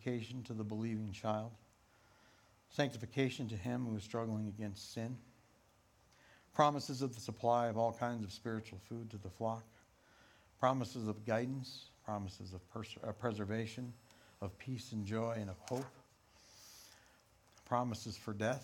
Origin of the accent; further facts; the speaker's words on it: Rifle, Colorado, United States; Growing up in Rifle in a Pentecostal church